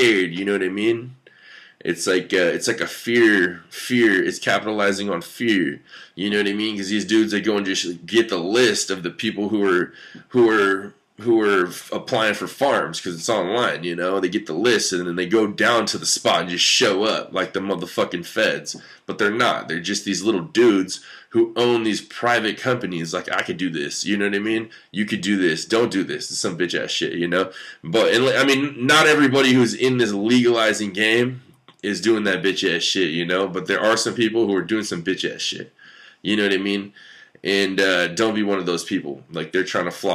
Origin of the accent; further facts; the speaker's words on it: United States; I'm an American